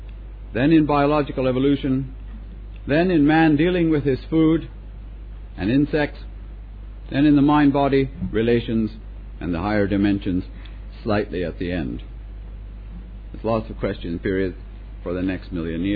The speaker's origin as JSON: {"language": "English", "country": "Canada", "also_born_or_lived": "Britain", "moved": "as an adult", "lives_now": "United Kingdom", "said": "I'm Canadian. Still am. I've been in Britain over 25 years."}